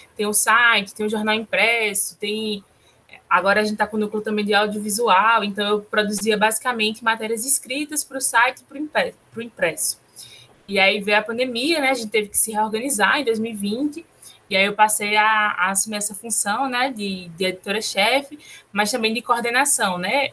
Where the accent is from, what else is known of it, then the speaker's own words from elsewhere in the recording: Petrolina, Pernambuco, Brazil; also born or lived in Juazeiro; eu sou de Petrolina, né, do sertão de Pernambuco